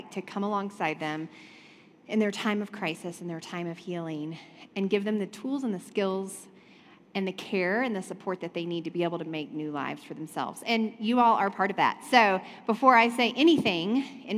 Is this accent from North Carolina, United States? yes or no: yes; North Carolina, United States; I was raised in the South. I'm from North Carolina